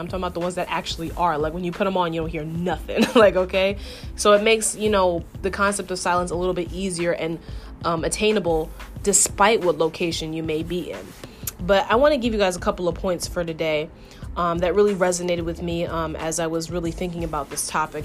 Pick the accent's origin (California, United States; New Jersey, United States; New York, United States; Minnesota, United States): New York, United States; I'm born and raised in New York